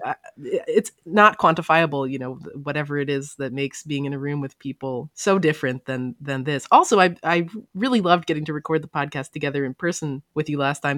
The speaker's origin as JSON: {"language": "English", "region": "Maryland", "country": "United States", "tie": "born or raised there", "said": "I grew up in Maryland"}